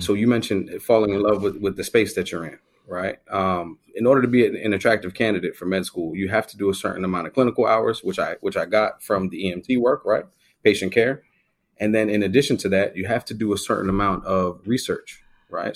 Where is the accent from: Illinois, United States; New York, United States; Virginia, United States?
New York, United States; New York City; I grew up in the Bronx, in, in the primarily Jamaican side of the Bronx in the Northeast